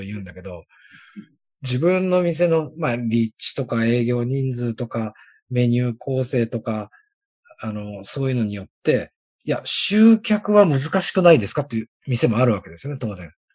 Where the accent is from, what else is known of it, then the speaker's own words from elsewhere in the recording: Mishima, Shizuoka, Japan; 僕の地元だったら、三島市